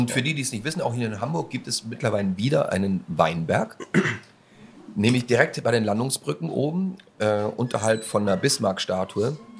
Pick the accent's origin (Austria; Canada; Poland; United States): Austria; moved away; also born or lived in Bremerhaven; aus meinem Heimatland